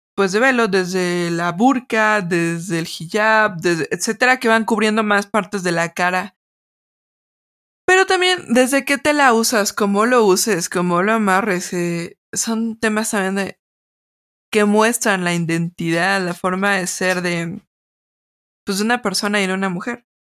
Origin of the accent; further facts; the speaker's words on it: Mexico; yo como mexicana